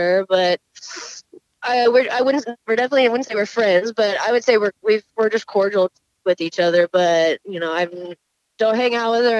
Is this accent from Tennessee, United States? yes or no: no; Houston, Texas, United States; we're both from Houston, and we actually trained out of the same gym for a little while.